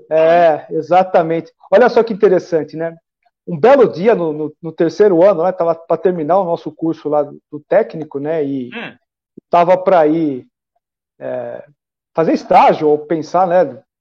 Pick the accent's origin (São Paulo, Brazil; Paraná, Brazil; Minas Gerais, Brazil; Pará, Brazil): São Paulo, Brazil; São Bernardo do Campo; Eu nasci em São Paulo, é, é. mas eu fui criado desde os cinco anos de idade em São Bernardo do Campo.